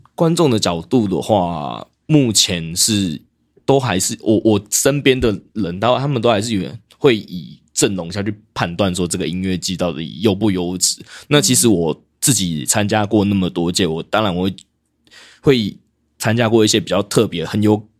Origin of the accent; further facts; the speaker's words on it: Tainan, Taiwan; 我是台南人